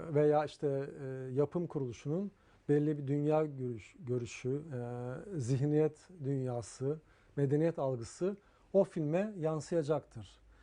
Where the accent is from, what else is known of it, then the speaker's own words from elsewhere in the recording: Istanbul, Turkey; ben Ortaköylüyüm asıl olarak o yılları tahta köprülerin üzerinde olduğu o e, dere boyun üzerinde yılları biliyorum yani o yıllarda dünyaya geldim Ortaköy'de.